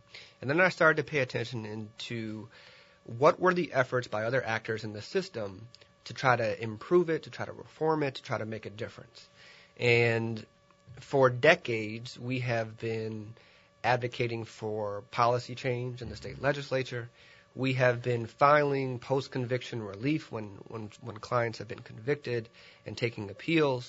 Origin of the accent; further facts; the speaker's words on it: Milwaukee, Wisconsin, United States; I am from Milwaukee, Wisconsin